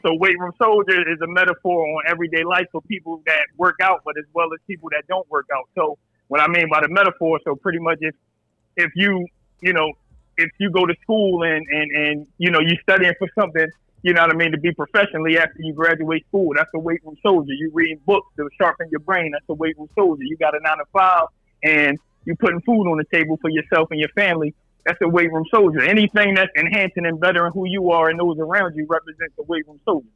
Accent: Philadelphia, Pennsylvania, United States; I'm from Philly

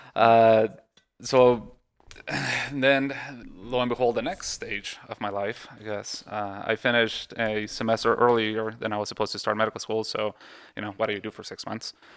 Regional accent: Mexico; moved away; also born or lived in Texas; I was born in Texas, uh, but I grew up in Mexico.

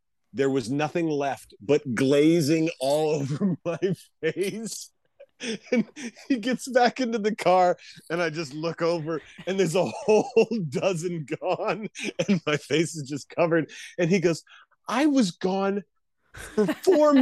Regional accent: Issaquah, Washington, United States; moved away; also born or lived in South Carolina; Issaquah, my hometown

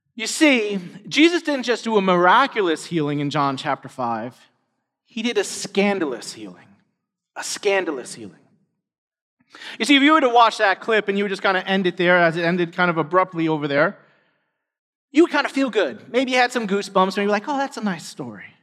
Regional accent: New York City, New York, United States; all of us were born and raised in New York City

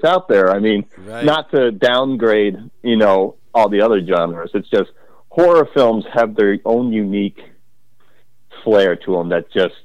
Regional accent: Crete, Illinois, United States; When I was a kid, I grew up in Crete, Illinois, and I still live here

